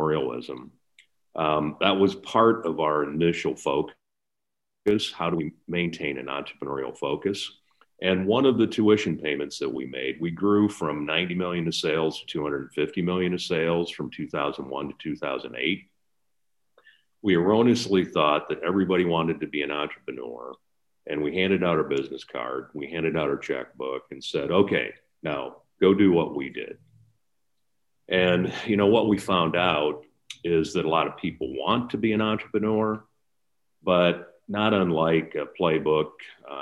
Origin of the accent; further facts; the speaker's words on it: Lamont, Iowa, United States; I grew up in a small northeast Iowa town, Lamont, town of 500 people.